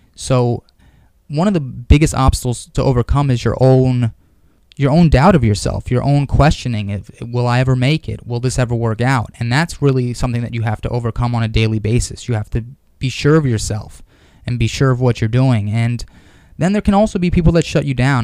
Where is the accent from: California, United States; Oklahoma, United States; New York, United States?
New York, United States; New York City; I grew up here in Manhattan. Uh, I grew up in Stuyvesant Town